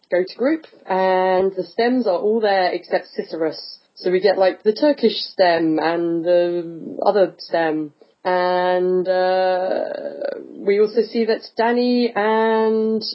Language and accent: English; England, United Kingdom; I'm English